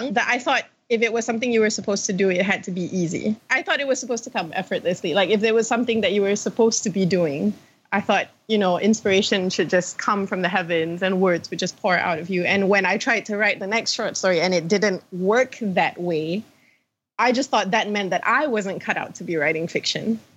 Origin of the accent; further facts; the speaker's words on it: Malaysia; I'm from Malaysia